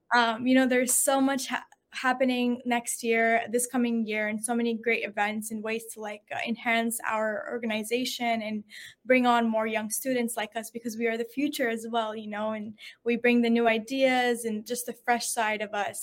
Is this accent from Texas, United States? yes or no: yes; Houston, Texas, United States; also born or lived in Syria / San Antonio, Texas; I was originally from Houston. I was in Houston, but I went to college in San Antonio